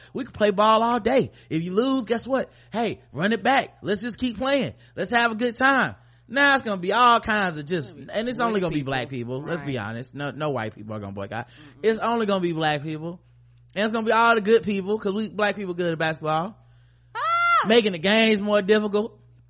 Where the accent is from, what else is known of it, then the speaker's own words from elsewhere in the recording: Pennsylvania, United States; I'm from Pennsylvania.